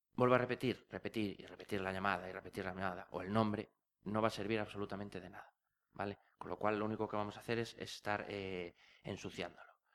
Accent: Asturias, Spain; yo soy asturiano

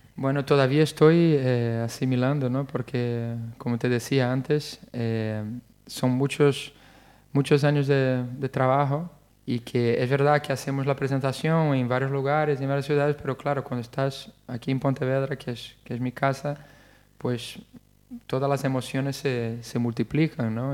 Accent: Rio de Janeiro, Brazil; Spanish is a second language; moved away as an adult; now in Spain; nací en Río de Janeiro ya hace algunos añitos

